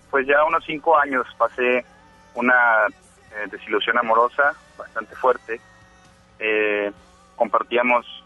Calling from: Monterrey, Nuevo León, Mexico; Eh, de Monterrey

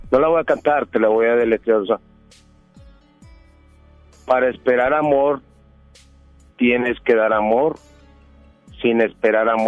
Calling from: Monterrey, Nuevo León, Mexico; De Monterrey, aquí de Monterrey.

